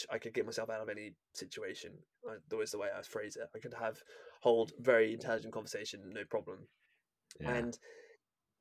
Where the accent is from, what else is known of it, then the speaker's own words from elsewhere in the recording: England, United Kingdom; I'm English